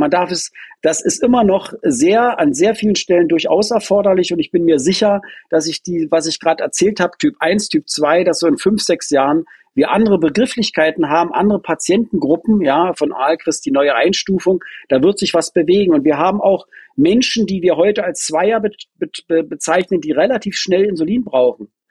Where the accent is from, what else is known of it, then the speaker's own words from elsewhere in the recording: Potsdam, Brandenburg, Germany; also born or lived in Hohen Neuendorf; Ich bin Potsdamer. Ja, nicht Berliner übrigens, ganz wichtig, sondern Potsdamer. Ja, richtig so am neuen Garten groß geworden.